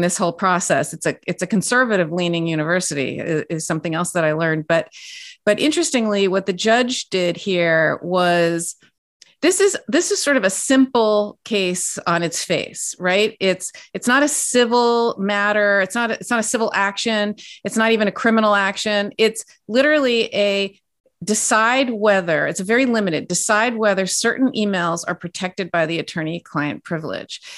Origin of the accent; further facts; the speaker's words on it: California, United States; I'm from California, born and raised